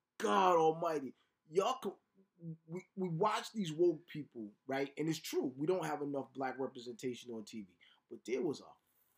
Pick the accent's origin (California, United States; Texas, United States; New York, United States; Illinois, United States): New York, United States; I'm from New York and I'm in my 50s.